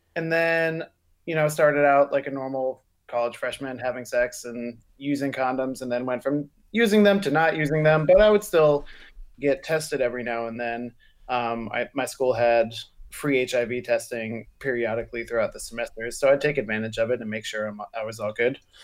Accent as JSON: {"language": "English", "region": "the South", "country": "United States", "said": "I'm from the South"}